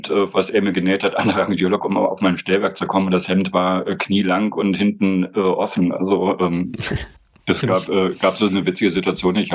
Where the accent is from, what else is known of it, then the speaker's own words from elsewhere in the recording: East Germany, Germany; Und ich als ähm, Ossi hatte überhaupt kein Problem damit.